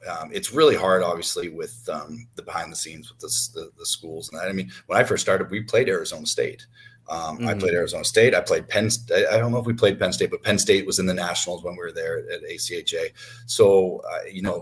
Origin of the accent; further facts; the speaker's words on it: Nanaimo, British Columbia, Canada; now in Dallas, United States; I came from Nanaimo. I was I mean, I was like every kid in Canada. I grew up, instead of a teddy bear, I had a hockey stick